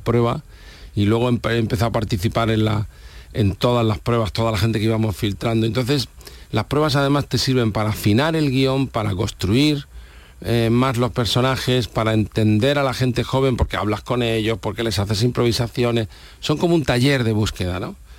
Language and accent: Spanish; Almería, Andalusia, Spain; Mi tierra es, esta. Y eh, soy de Almería